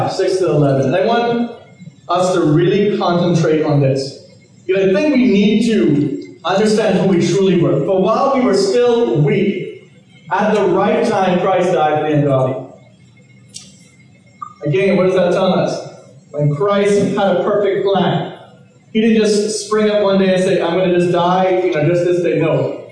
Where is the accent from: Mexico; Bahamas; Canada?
Bahamas; I'm from the Caribbean, I'm from the Bahamas